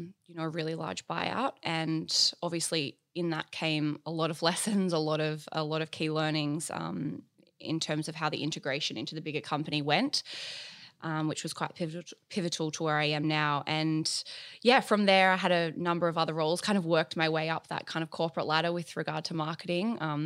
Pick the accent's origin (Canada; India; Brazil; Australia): Australia; Bathurst, New South Wales; moved away as an adult; also born or lived in Orange / London; So I was actually born in Orange in the Central West, which is about 4 hours northwest of Sydney. And then I moved to Bathurst shortly after I was born. And I went to school there.